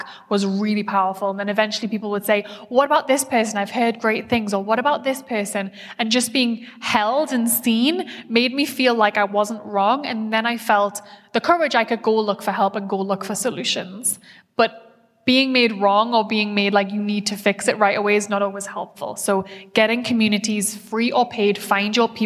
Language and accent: English; United Kingdom; I'm very British